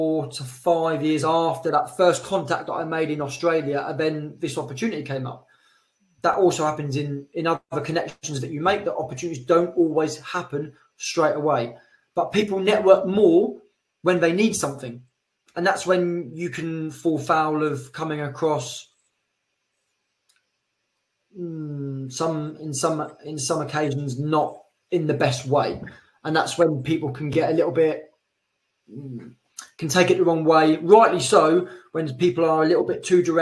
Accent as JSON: {"language": "English", "town": "Colchester", "region": "East of England", "country": "United Kingdom", "moved": "as an adult", "lives_now": "Madrid, Spain", "said": "I'm from Colchester originally"}